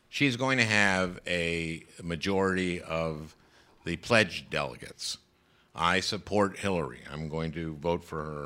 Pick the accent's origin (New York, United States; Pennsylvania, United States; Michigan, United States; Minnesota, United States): Minnesota, United States; What I love about Minnesota is. And representing Minnesota is that I get to go back and forth and find out what Minnesotans need